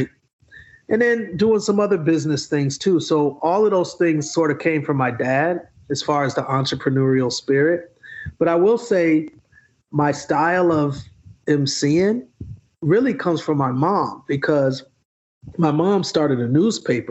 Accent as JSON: {"language": "English", "town": "Milwaukee", "region": "Wisconsin", "country": "United States", "tie": "born or raised there", "also_born_or_lived": "Atlanta, Georgia", "moved": "yes", "said": "I grew up in Milwaukee, Wisconsin"}